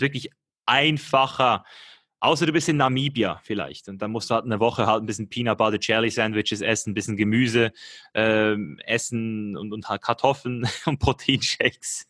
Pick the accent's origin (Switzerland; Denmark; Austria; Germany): Switzerland; ich komme aus der Schweiz hier